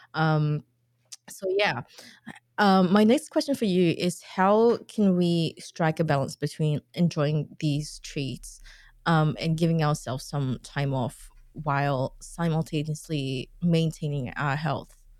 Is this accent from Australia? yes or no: no; Singapore; I grew up in Singapore